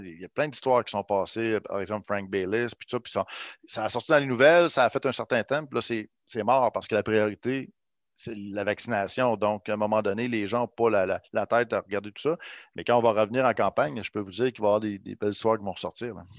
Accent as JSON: {"language": "French", "town": "Quebec City", "region": "Quebec", "country": "Canada", "said": "je connaissais le territoire parce que je viens d'ici"}